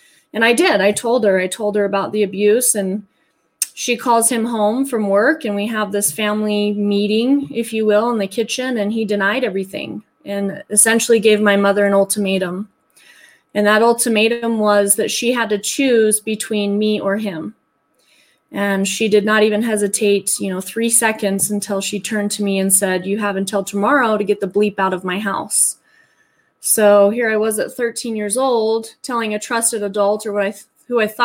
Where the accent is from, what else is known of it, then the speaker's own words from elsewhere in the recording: Salt Lake City, Utah, United States; born and raised in Utah, as a matter of fact, within the vicinity of Salt Lake